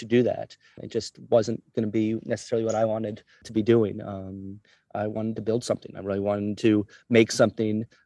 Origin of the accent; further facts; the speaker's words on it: New York City, New York, United States; also born or lived in California; I'm from Manhattan and I was living in California pre 9/11